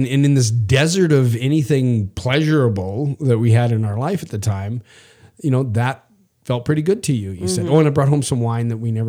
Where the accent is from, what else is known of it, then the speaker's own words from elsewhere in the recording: Saskatchewan, Canada; I'm from Canada and I'm from the prairie provinces, from Saskatchewan.